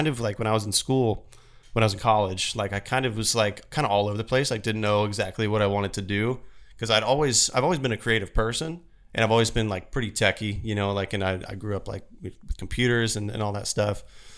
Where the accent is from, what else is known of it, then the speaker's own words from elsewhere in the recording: Florence, Kentucky, United States; now in Phoenix, United States; I grew up in Kentucky, Florence, Kentucky, just south of Cincinnati. Okay. So I'm a Southern boy at heart.